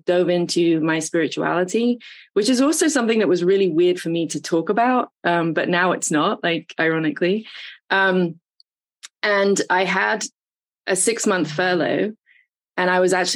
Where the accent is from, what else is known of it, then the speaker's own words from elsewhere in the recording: England, United Kingdom; moved away as an adult; now in Atlanta, United States; I came over from England to Atlanta in my early 20s